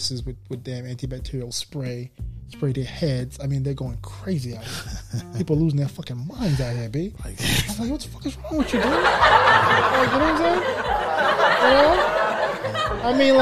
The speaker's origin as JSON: {"language": "English", "region": "New York", "country": "United States", "said": "We're from New York"}